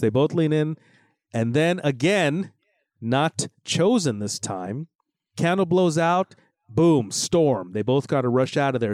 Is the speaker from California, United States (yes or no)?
yes; Los Angeles, California, United States; I grew up in Los Angeles